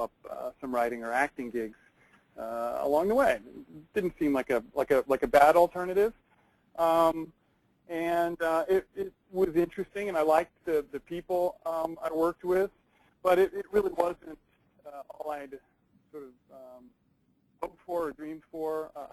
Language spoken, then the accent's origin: English; East Coast, United States; I grew up on the East Coast, and I spent more time on stationary bikes than almost anyone I know.